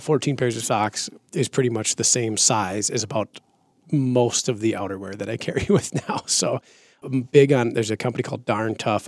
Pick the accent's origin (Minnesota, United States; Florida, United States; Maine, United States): Minnesota, United States; moved away; growing up, I'm from Minnesota originally